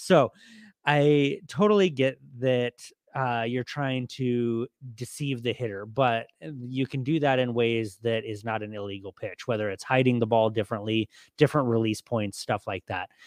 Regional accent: Southern California, United States; now in Arizona, United States; I grew up in Southern California

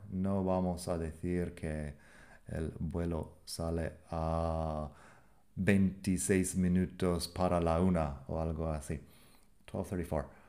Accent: United States; accent: American English; En inglés americano no hacemos siempre la T fuerte

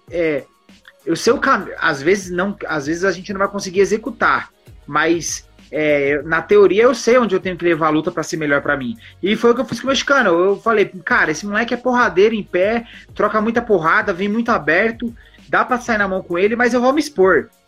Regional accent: São Paulo, Brazil; eu sou de São Paulo e eu falo isso para qualquer um que for lutar lá

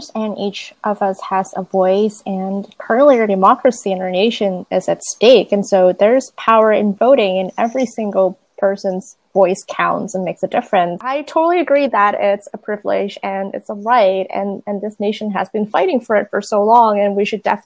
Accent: Boston, Massachusetts, United States; I'm from Boston, Massachusetts

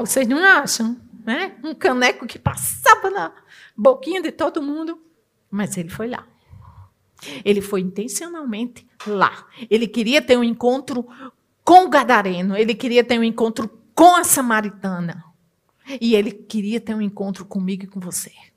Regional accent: Northeast Region, Brazil; Na minha terra, que eu sou nordestina

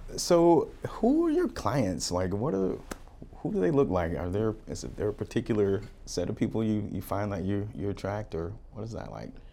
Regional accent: Florida, United States; also born or lived in Utah / Oregon; now in Arizona, United States; I grew up in Florida

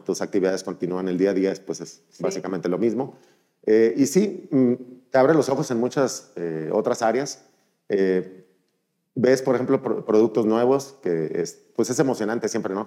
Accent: Mazatlán, Sinaloa, Mexico; moved away as an adult; also born or lived in Monterrey; soy originario de Mazatlán

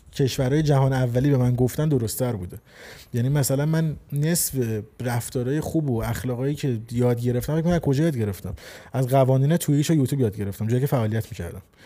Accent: Iran; 26 سال توی جمهوری اسلامی ایران زندگی کردم خب و اونجا آموزش دیدم توی اون فرهنگ و اون خانواده بزرگ شدم

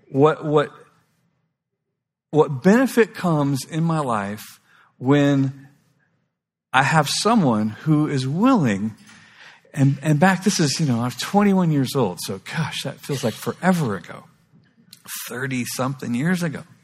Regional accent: Kauai, Hawaii, United States; It's like I was raised on Kauai. You know, it's the most beautiful place in the world.

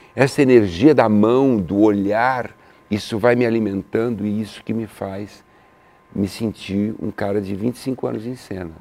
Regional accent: São Paulo, Brazil; eu sou italiano, de São Paulo

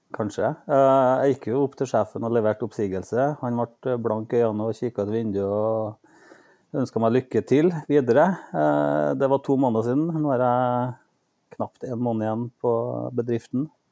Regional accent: Norway; jeg er født og oppvokst i Norge

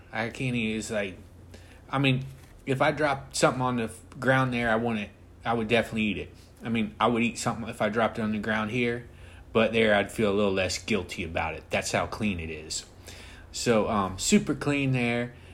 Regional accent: United States; I'm an American guy, through and through

